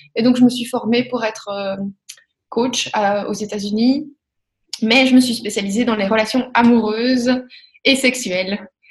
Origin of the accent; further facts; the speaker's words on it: Belgium; accent: Belgian; also born or lived in Spain / Australia / Montreal / France; now in Brussels, Belgium; avec mon petit accent belge